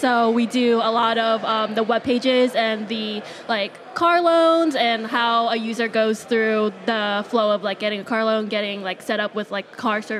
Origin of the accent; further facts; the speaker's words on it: San Antonio, Texas, United States; I'm from San Antonio, Texas.